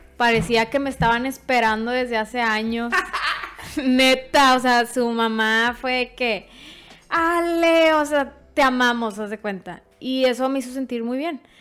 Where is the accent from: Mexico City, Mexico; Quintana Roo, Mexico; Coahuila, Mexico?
Coahuila, Mexico; Monclova; moved away as an adult; now in Monterrey, Mexico; Soy de Monclova, Coahuila. Tengo viviendo aquí seis años en Monterrey